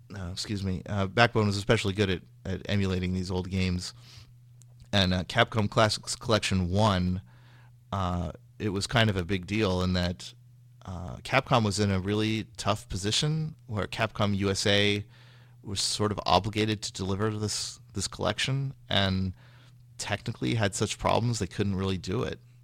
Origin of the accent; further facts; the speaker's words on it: Sacramento, California, United States; moved away as an adult; also born or lived in Massachusetts; now in Bay Area, United States; I'm from Sacramento, which is in Northern California